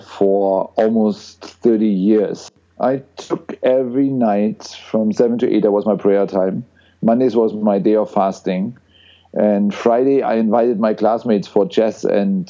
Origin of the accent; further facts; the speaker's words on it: East Germany, Germany; I grew up in East Germany